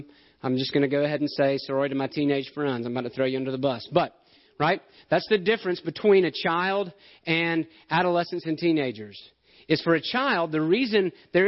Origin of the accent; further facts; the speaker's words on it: Alabama, United States; I'm from Alabama. I'm used to hills and trees.